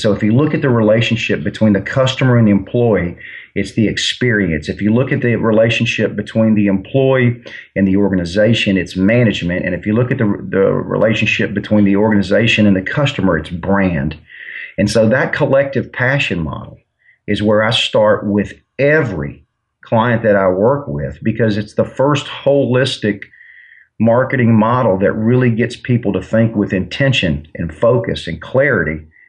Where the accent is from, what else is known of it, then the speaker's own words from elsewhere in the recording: Mobile, Alabama, United States; I'm from Mobile, Alabama, so I love the University of Alabama.